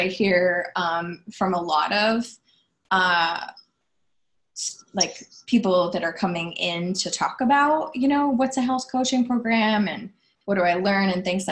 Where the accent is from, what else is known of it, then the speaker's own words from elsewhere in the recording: Iowa, United States; moved away as an adult; also born or lived in New York City; I was originally from Iowa. So I moved from tiny town Iowa to Times Square, New York City.